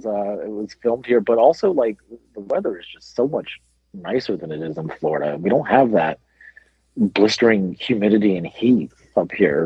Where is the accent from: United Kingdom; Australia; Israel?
United Kingdom; As a British person, I'm very surprised to hear